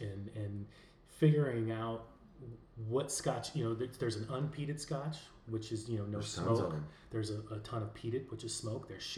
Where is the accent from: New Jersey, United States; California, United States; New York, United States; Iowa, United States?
Iowa, United States; moved away as an adult; now in Louisville, United States; And I'm from Iowa originally, but I've lived in Louisville for about 17 years now.